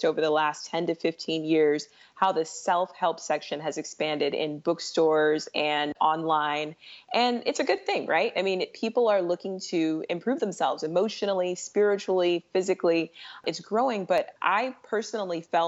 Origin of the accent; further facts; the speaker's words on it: San Diego, California, United States; also born or lived in Los Angeles / San Francisco / Sacramento; I am a Southern California millennial. I grew up in San Diego